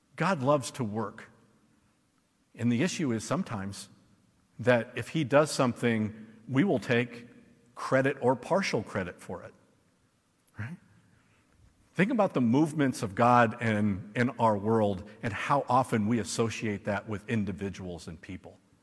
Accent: United States; as an American

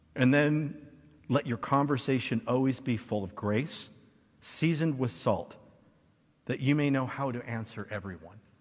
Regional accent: United States; as an American

